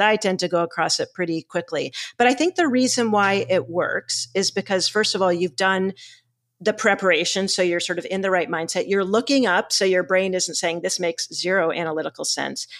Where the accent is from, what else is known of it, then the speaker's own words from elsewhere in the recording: Boston, Massachusetts, United States; I'm from Boston